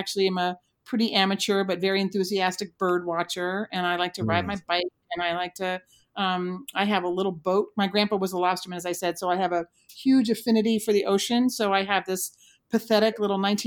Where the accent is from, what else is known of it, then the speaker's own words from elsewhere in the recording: Maine, United States; I'm a lobster girl because I'm from Maine